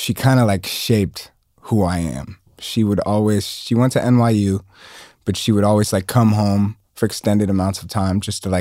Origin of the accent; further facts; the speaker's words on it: Atlanta, Georgia, United States; growing up in Atlanta and like being first generation African